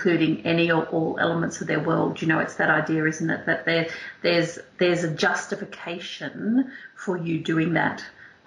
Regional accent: Northern Territory, Australia; moved away; I grew up in a mining town at the top of Australia in the Northern Territory

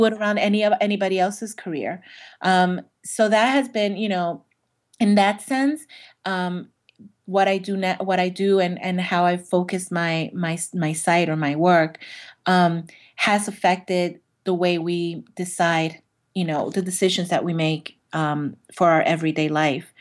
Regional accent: New York City, New York, United States; I'm from Brooklyn

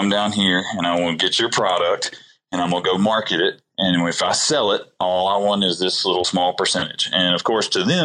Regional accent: Alabama, United States; now in Colorado, United States; I'm from Alabama

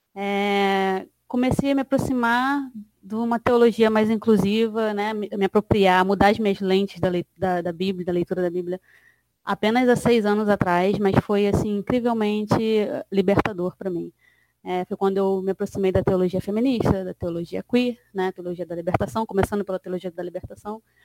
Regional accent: Baixada Fluminense, Rio de Janeiro, Brazil; sou cria da Baixada Fluminense

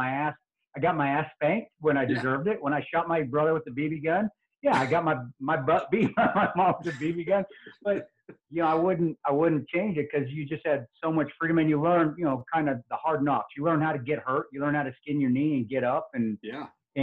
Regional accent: Alamosa, Colorado, United States; I was born in Alamosa, Colorado, and I grew up in the country

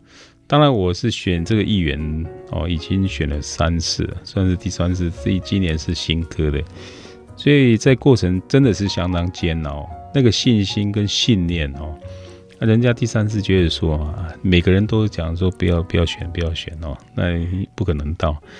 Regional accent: Guanxi, Hsinchu County, Taiwan; now in Zhubei, Taiwan; 关西长大，其实我是在出生在一个公务员的家庭，他妈妈本身是很朴实的管家。那我们有七个兄弟姐妹。比较山区这个乡镇，没有很多的资源。

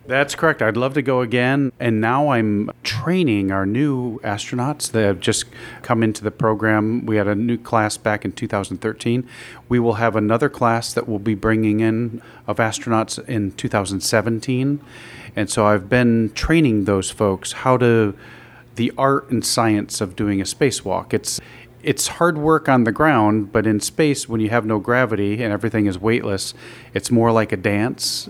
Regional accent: Binghamton, New York, United States; I grew up in Binghamton

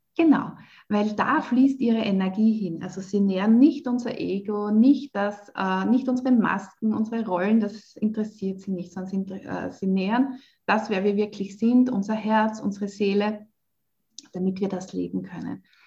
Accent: Waidhofen an der Ybbs, Lower Austria, Austria; moved away as an adult; also born or lived in Vienna; Ich bin ja in Niederösterreich aufgewachsen. Ähm, in Weidhofen an der Ips

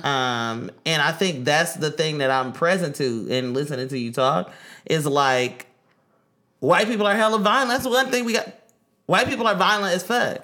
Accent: Oakland, California, United States; growing up in East Oakland

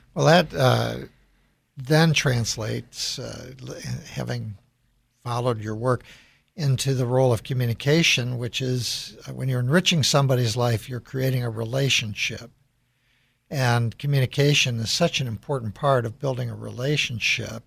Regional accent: Chicago, Illinois, United States; I grew up in Chicago

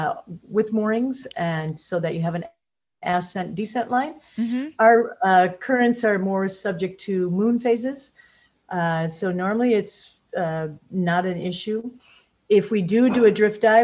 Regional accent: Chicago, Illinois, United States; now in Saba; I'm from the Chicagoland area.

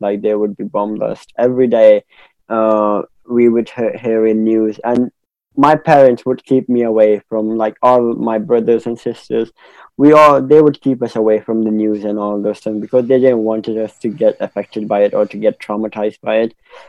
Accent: Peshawar, Khyber Pakhtunkhwa, Pakistan; So growing up in Pakistan was like a normal life that an Asian or subcontinental kid would have.

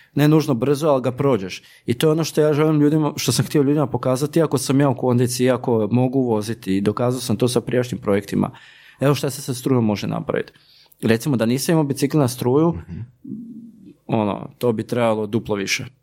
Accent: Slavonia, Croatia; kod nas u Slavoniji

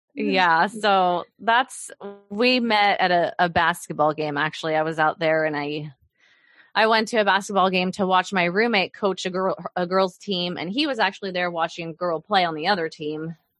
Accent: Oklahoma, United States; also born or lived in Mountain Home, Idaho; now in Kansas City, United States; I grew up in Oklahoma mainly

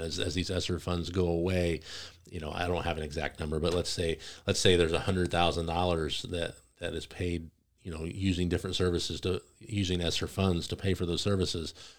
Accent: Greene County, Illinois, United States; also born or lived in Calhoun County; I wasn't necessarily born in Greene County, I was born in Calhoun, but we moved to Greene County at a very young age

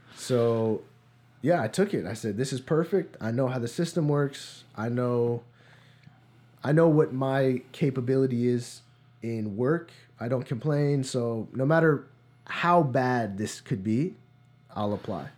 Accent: New Providence, New Jersey, United States; moved away; I'm originally from New Jersey. a small town called New Providence.

